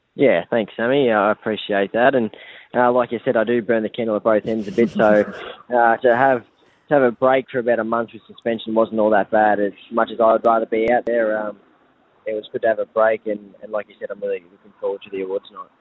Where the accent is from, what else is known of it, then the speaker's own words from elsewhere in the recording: Victoria, Australia; moved away as an adult; also born or lived in New South Wales; now in Brisbane, Australia; I grew up in Victoria